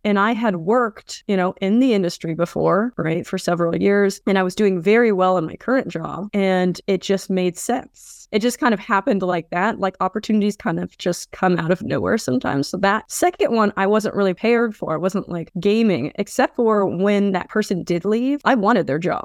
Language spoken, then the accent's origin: English; Vancouver, Washington, United States; I've been in Vancouver, Washington my whole